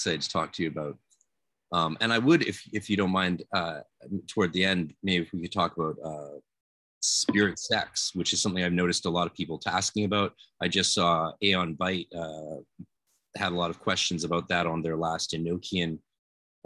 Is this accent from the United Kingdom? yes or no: no; Canada; I'm Canadian